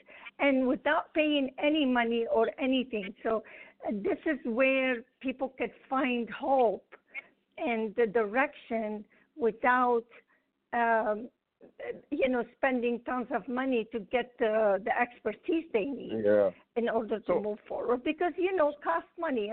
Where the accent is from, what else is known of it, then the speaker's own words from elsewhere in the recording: Lebanon; English is a second language; moved away as an adult; now in United States; I grew up in Lebanon